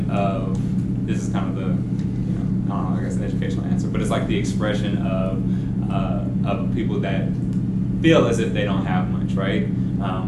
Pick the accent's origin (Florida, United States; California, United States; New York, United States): California, United States; Oakland; I'm actually from Oakland, born and raised